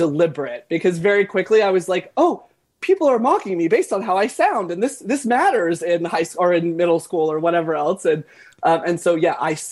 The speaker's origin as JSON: {"language": "English", "town": "Florence", "region": "South Carolina", "country": "United States", "tie": "born or raised there", "moved": "yes", "said": "I was born in Florence"}